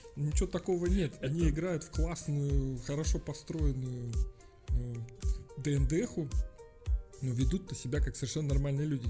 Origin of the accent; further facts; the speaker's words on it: Minsk, Belarus; когда говорил откуда ты, я говорил из Минска